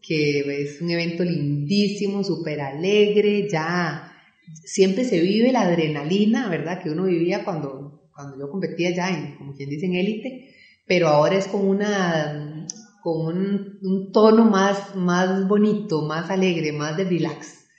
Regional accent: Belén, Heredia, Costa Rica; yo soy oriunda de Belén, ¿verdad? Y Belén es un cantón muy, muy deportivo.

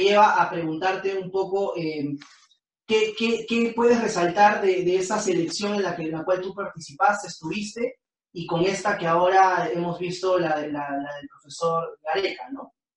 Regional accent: Peru; todos somos hinchas peruanos

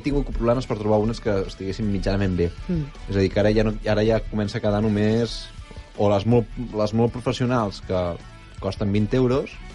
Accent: Barcelona, Catalonia, Spain; vinc de Sarrià

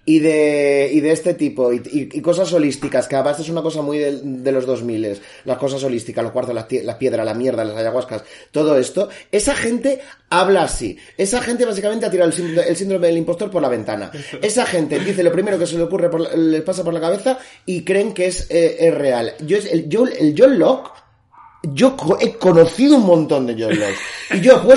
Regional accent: Balearic Islands, Spain; digo yo, yo soy mallorquín mágico y eso no se puede hacer.

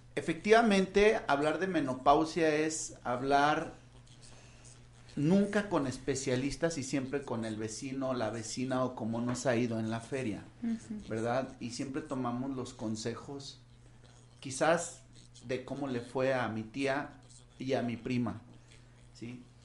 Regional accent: Mexico; Como buenos mexicanos

